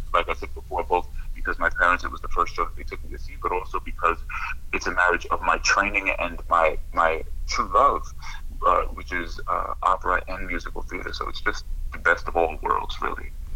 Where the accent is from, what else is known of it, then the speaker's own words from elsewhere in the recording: Long Island, New York, United States; I grew up in Long Island, New York